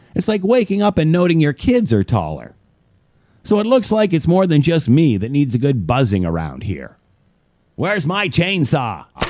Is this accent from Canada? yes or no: yes; Canada; As a Canadian